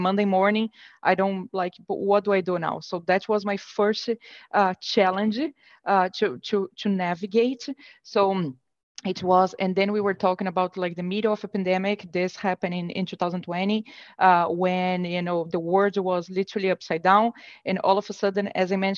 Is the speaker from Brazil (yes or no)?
yes; Brazil; moved away as an adult; now in United States; I'm born and raised in Brazil, and about 7, 8 years ago, I moved to the US